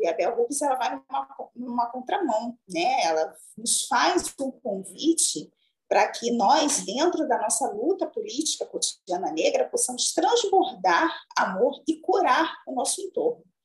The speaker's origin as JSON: {"language": "Portuguese", "town": "São João de Meriti", "region": "Rio de Janeiro", "country": "Brazil", "tie": "born or raised there", "said": "Eu sou oriunda da Baixada Fluminense, mas especificamente do município de São João de Meriti, no Rio de Janeiro"}